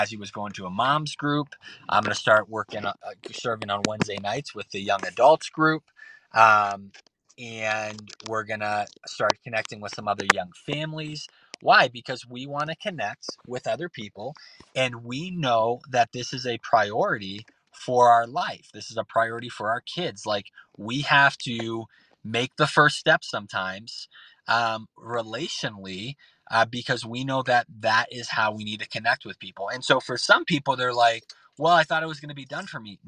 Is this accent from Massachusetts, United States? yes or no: yes; Boston, Massachusetts, United States; I'm from Boston. This is Boston coming out